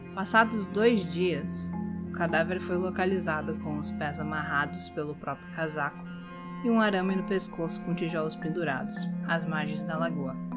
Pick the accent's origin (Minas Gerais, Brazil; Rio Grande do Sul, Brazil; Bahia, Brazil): Rio Grande do Sul, Brazil; minha terra, o Rio Grande do Sul